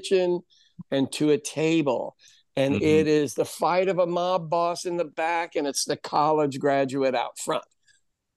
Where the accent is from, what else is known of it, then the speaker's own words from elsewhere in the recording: Midwest, United States; also born or lived in West Coast; I'm from the Midwest, the center part of the country, and I'd lived out on the West Coast.